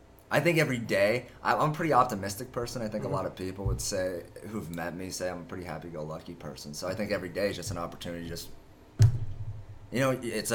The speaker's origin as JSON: {"language": "English", "region": "Pennsylvania", "country": "United States", "tie": "born or raised there", "also_born_or_lived": "Busan, South Korea", "said": "my parents, who live in Pennsylvania"}